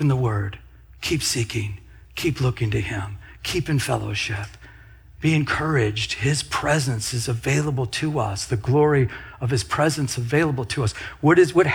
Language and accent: English; Michigan, United States; moved away; I'm from Michigan